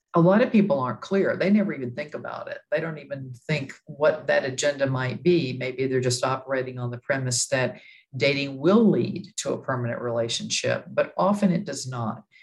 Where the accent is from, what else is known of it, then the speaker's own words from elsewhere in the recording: Texas, United States; moved away as an adult; now in New York City, United States; I'm from Texas